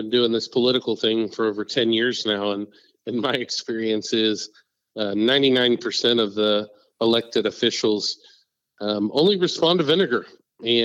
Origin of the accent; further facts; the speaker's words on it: Parker County, Texas, United States; in my hometown in Parker County